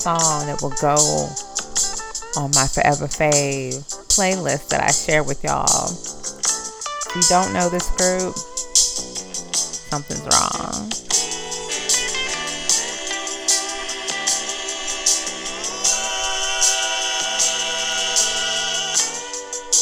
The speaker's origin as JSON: {"language": "English", "region": "Louisiana", "country": "United States", "tie": "born or raised there", "said": "I was born in Louisiana"}